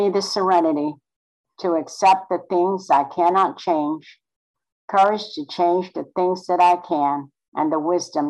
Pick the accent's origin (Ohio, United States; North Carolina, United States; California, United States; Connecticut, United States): North Carolina, United States; born there; I was born in North Carolina on the Outer Banks.